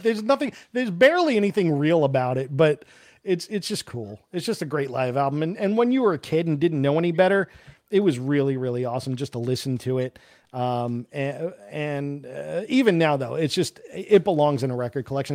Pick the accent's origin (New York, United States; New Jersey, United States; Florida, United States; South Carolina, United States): New York, United States; I'm from New York